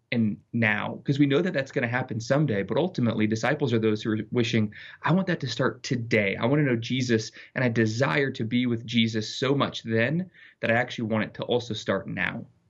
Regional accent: Littleton, Colorado, United States; born or raised there

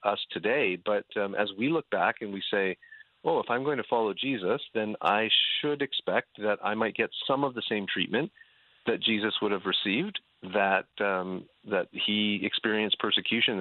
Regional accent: Canada; also born or lived in Dubuque, Iowa; now in Southern California, United States; growing up in Canada

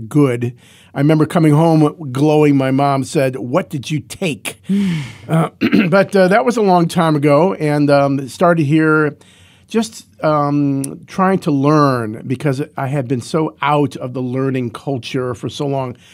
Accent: Cleveland, Ohio, United States; now in Athens, United States; I grew up in Cleveland and came to Athens as a freshman in seventy-six

